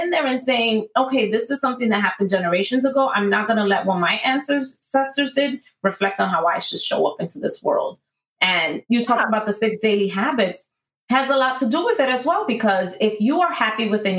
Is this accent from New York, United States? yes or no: yes; New York City, New York, United States; moved away; I was born and raised in New York City.